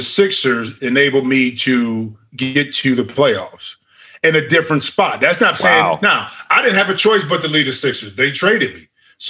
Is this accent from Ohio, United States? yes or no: yes; Ohio, United States; moved away; I'm from Ohio, but I would choose not to live in Cleveland.